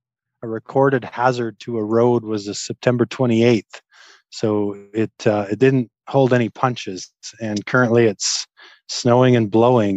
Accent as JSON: {"language": "English", "town": "Claresholm", "region": "Alberta", "country": "Canada", "tie": "born or raised there", "said": "I grew up in Southern Alberta, a small town called Claresholm. We grew up skiing and kind of playing outside."}